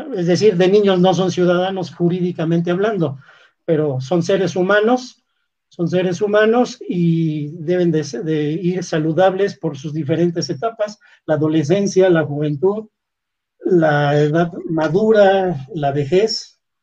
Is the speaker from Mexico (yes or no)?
yes; Mexico; Yo soy mexicano